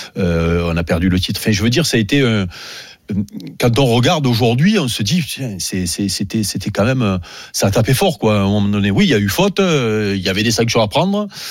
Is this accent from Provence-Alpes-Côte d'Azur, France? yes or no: yes; Marseille, Provence-Alpes-Côte d'Azur, France; chez nous à Marseille